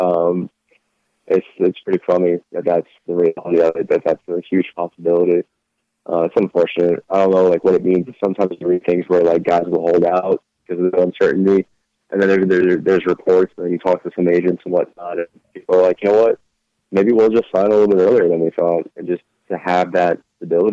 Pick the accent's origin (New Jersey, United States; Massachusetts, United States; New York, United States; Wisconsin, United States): New York, United States; I grew up in New York